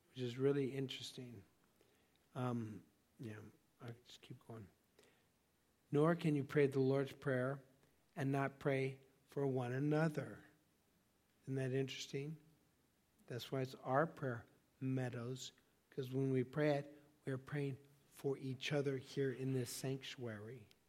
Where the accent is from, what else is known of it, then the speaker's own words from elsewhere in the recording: Laguna Beach, California, United States; I grew up in Laguna Beach, California